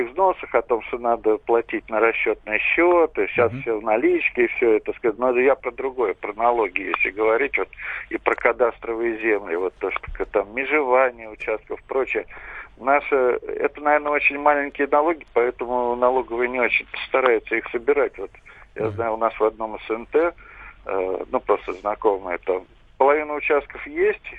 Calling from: Moscow, Russia

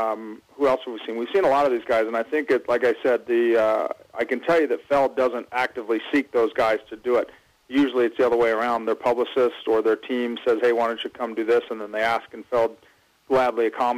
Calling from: Seattle, Washington, United States; Seattle, actually.

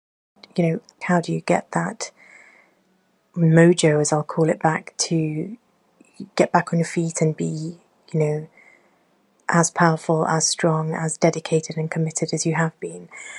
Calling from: Oxford, South East England, United Kingdom; I am a listener from Oxford in the United Kingdom.

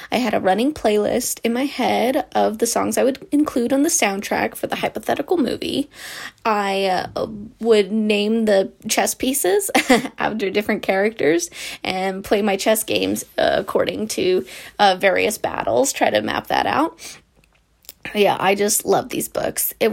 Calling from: Provo, Utah, United States; I'm calling from Provo, Utah.

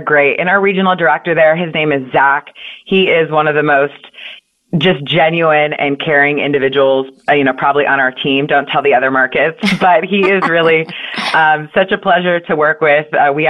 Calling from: Austin, Texas, United States; I am actually in Austin, Texas.

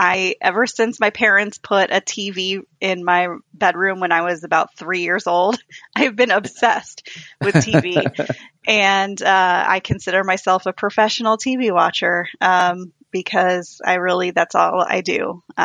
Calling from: Des Moines, Iowa, United States; I am in Des Moines, Iowa.

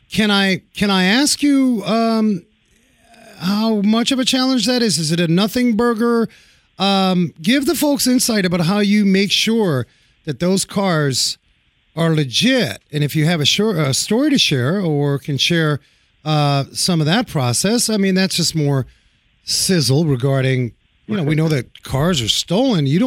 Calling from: New Jersey, United States; I'm I'm calling you from Jersey.

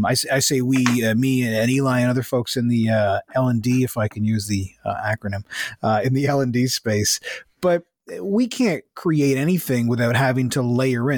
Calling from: Mississauga, Ontario, Canada; I'm calling in from Mississauga, Ontario

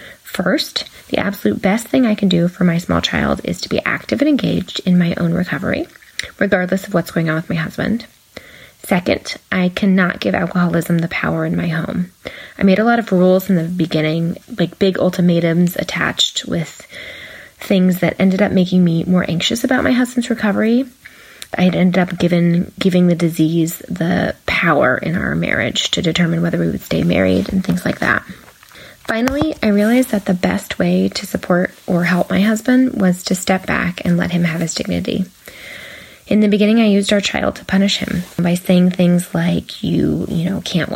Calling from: California, United States; from California

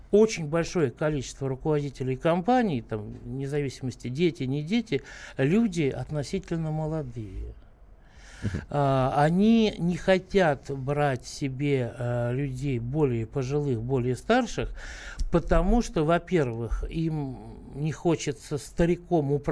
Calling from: Moscow, Russia; Я из Москвы

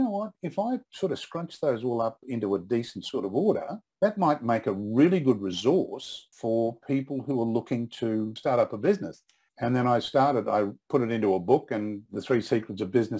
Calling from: Brisbane, Queensland, Australia; also born or lived in Sunshine Coast; I'm calling in from Brisbane. About 5 years ago, we moved back to Brisbane from the Sunshine Coast.

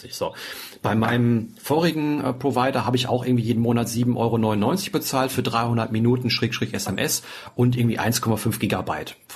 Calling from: Kiel, Schleswig-Holstein, Germany; Ja, hallo … ich komme aus Kiel, ich habe gerade mal euren Podcast gehört

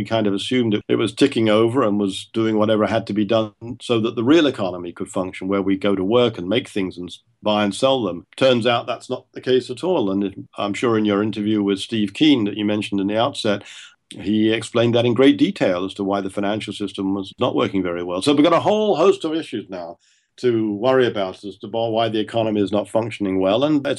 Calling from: Toronto, Ontario, Canada; that I'm talking now from Toronto in my office, I'm looking across the road to a neighbor's house.

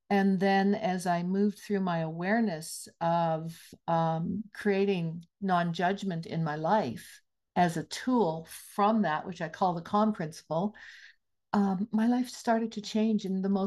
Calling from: Penticton, British Columbia, Canada; I am very blessed to be zooming in from the unceded territory of the Syilx and Okanagan peoples in beautiful Penticton, British Columbia.

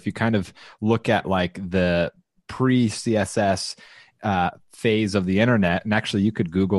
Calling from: Austin, Texas, United States; I am broadcasting from Austin, Texas

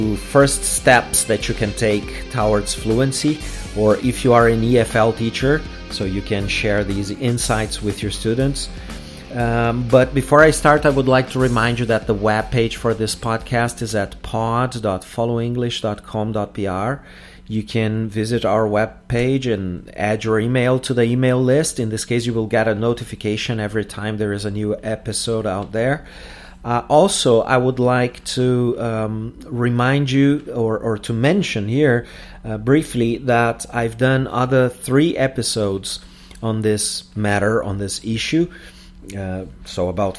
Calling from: Porto Alegre, Rio Grande do Sul, Brazil

